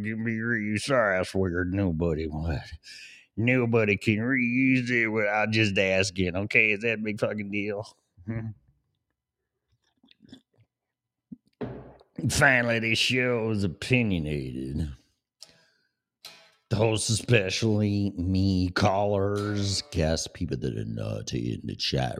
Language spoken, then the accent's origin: English; Chicago, Illinois, United States; accent: Chicago; my Chicago upbringing in my accent